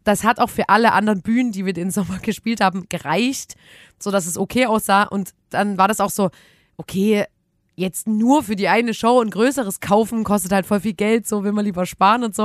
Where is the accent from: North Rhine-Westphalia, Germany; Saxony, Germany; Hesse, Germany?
Saxony, Germany; Chemnitz; wir kommen auch aus Chemnitz